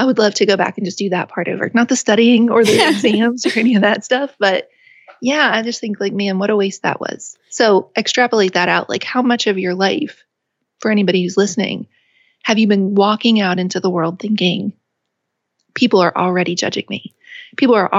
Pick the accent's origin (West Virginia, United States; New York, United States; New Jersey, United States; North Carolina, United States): West Virginia, United States; moved away as an adult; also born or lived in England; I would be an ambassador for West Virginia, and I would give a talk about my home state